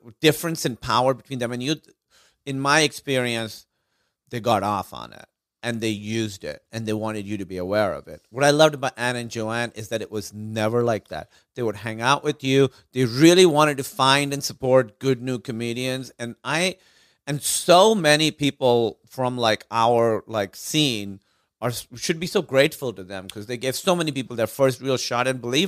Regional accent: Karachi, Sindh, Pakistan; moved away; also born or lived in Los Angeles; I grew up in Karachi, Pakistan.

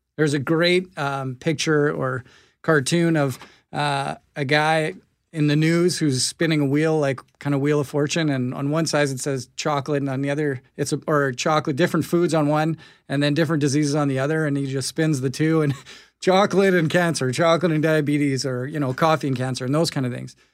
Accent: Winnipeg, Manitoba, Canada; I grew up in the North End. I went to Sisler High

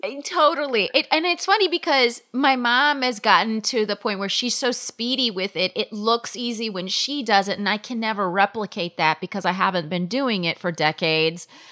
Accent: Palm Springs, California, United States; now in New York City, United States; I grew up in Palm Springs, California

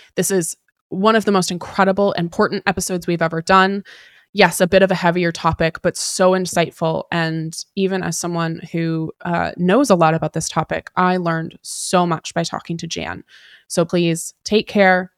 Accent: Pacific Northwest, United States; was born and raised in the Pacific Northwest

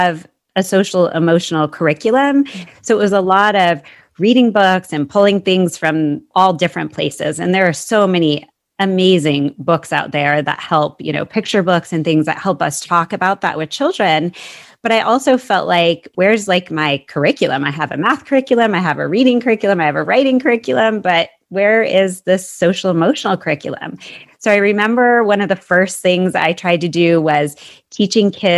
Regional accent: Seattle, Washington, United States; also born or lived in Arizona; I grew up in the Seattle area, so I'm actually back there now

